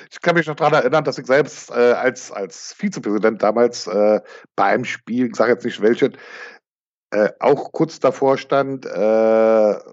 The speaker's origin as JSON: {"language": "German", "region": "East Germany", "country": "Germany", "said": "wir kommen aus der ehemaligen DDR"}